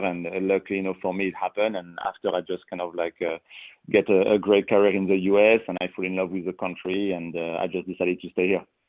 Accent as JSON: {"language": "English", "country": "France", "second_language": "English", "moved": "as an adult", "said": "originally, you know, I am from France, so soccer is kind of number one. You know, you uh, you play soccer every day at school"}